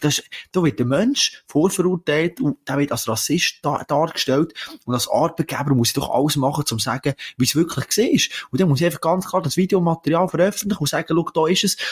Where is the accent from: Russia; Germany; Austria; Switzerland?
Switzerland; das sind wir Schweizer eigentlich nicht